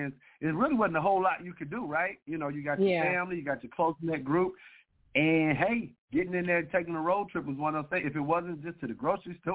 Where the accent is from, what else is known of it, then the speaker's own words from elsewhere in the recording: Detroit, Michigan, United States; also born or lived in Kentucky; now in Sterling Heights, United States; born and raised in Detroit, Michigan.